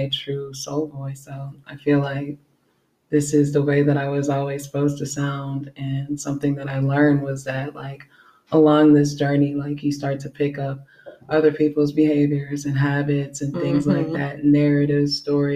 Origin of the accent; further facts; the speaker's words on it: Chicago, Illinois, United States; I'm from Chicago, Illinois.